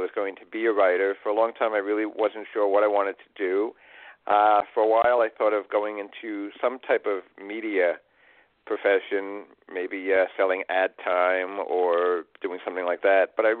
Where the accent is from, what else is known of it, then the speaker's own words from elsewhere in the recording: New York City, New York, United States; moved away; I grew up in Queens, New York, New York City